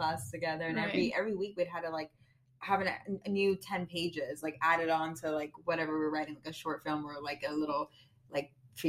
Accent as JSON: {"language": "English", "country": "Austria", "said": "where are you from? And I was like, Austria."}